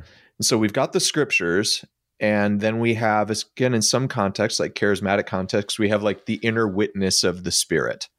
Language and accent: English; Midwest, United States; I'm an American that lived in the Midwest that was in an evangelical subculture